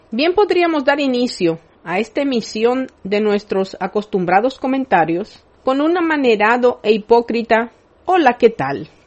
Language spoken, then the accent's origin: Spanish; Dominican Republic; como nación y pueblo dominicanos